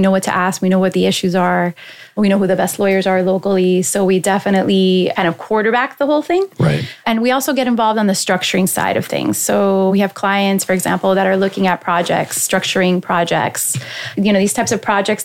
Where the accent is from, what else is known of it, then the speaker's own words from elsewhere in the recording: Miami, Florida, United States; also born or lived in Hialeah, Florida / Massachusetts; I was born in Miami, and my parents lived in Hialeah at the mm-hmm. time. And then I moved to Westchester, so close to FIU. So I grew up close to FIU